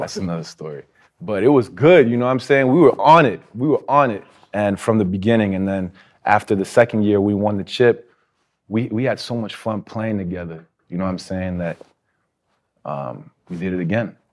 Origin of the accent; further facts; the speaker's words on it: New York, United States; I'm from Hell's Kitchen